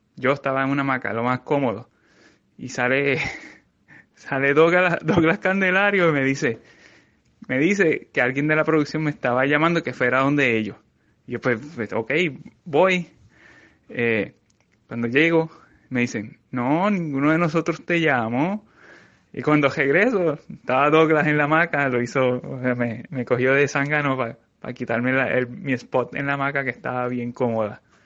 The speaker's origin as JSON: {"language": "Spanish", "town": "San Sebastián", "country": "Puerto Rico", "tie": "born or raised there", "also_born_or_lived": "Mayagüez", "said": "desde mi pueblo en San Sebastián"}